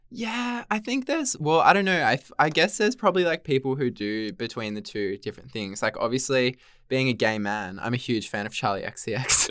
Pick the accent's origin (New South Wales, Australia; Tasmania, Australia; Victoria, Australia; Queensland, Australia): New South Wales, Australia; Central Coast; I'm actually from the Central Coast